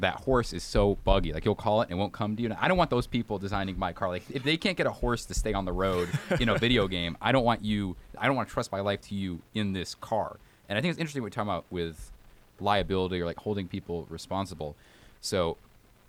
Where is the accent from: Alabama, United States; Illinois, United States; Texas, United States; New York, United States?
Alabama, United States; I'm from Alabama, and we don't drive like maniacs